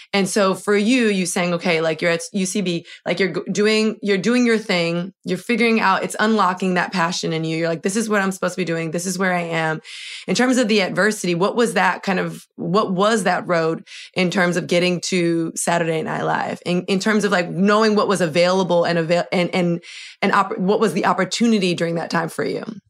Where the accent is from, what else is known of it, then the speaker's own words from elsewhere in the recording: Miami, Florida, United States; moved away as an adult; now in New York, United States; I'm from Miami, born and raised